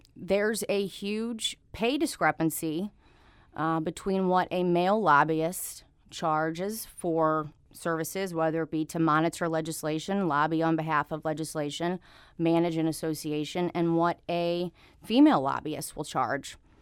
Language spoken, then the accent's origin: English; St. Louis, Missouri, United States; also born or lived in Jefferson City, Missouri; I'm born and raised in Saint Louis